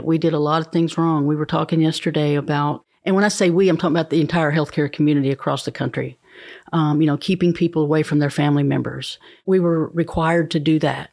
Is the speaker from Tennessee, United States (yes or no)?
yes; Fentress County, Tennessee, United States; now in Cookeville, United States; I'm from Fentress County originally. We moved to Cookville when I was in the seventh